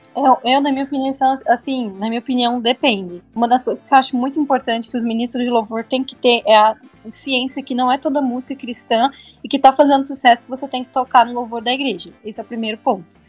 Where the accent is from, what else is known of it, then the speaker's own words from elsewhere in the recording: Goiânia, Goiás, Brazil; eu sou de Goiânia